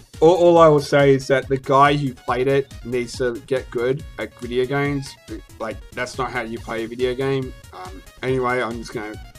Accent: Australia; my home country of Australia

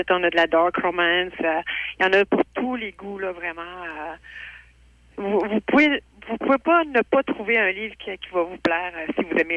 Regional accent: Neuville, Quebec, Canada; Effectivement mon petit coin de pays. Moi, je viens de Nagana

